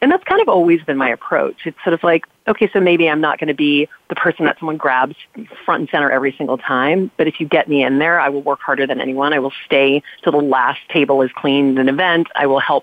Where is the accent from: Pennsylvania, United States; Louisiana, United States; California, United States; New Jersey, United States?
Louisiana, United States; We grew up in Louisiana